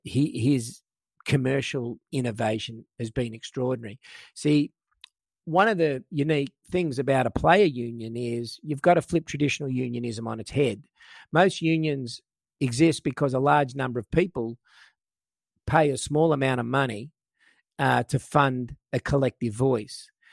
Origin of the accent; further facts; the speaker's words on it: Australia; I was from Australia